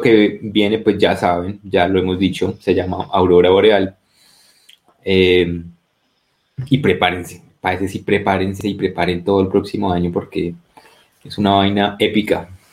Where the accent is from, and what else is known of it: Colombia